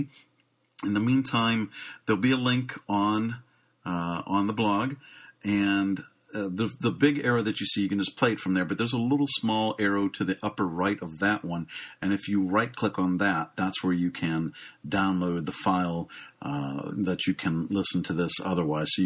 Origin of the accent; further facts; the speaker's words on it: Pittsburgh, Pennsylvania, United States; Pittsburgh, Pennsylvania, my hometown